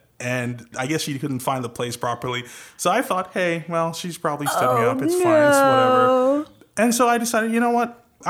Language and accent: English; Trinidad & Tobago; accent: Trinidadian; now in United States; Kinda, with my Trinidadian accent. I'm from the beautiful island of Trinidad and Tobago, island country of Trinidad and Tobago.